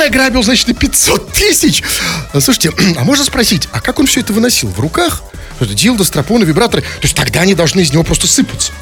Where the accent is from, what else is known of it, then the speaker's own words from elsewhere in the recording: Saint Petersburg, Russia; мы здесь выросли среди парадных